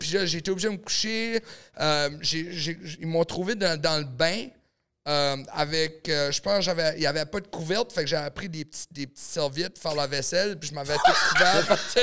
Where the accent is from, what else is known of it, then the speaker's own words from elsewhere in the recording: New Brunswick, Canada; moved away; also born or lived in Los Angeles; Je viens du Nouveau-Brunswick